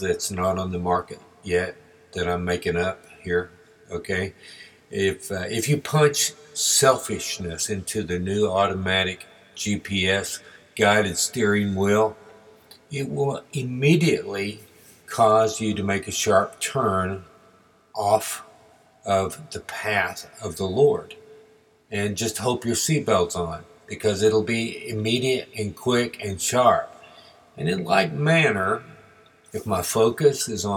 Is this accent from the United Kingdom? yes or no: no; Texas, United States; as we were growing up in Texas